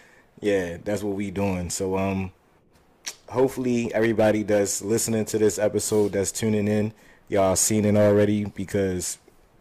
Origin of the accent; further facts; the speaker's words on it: Baltimore, Maryland, United States; I'm from Park Heights.